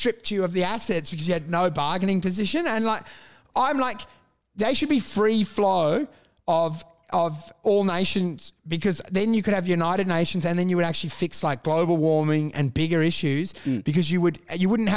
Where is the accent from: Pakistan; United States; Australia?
Australia; I'm Australian